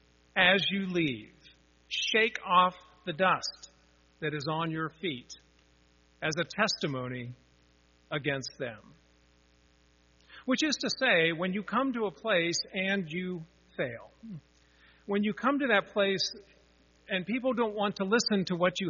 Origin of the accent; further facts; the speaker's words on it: Pittsburgh, Pennsylvania, United States; I grew up in Pittsburgh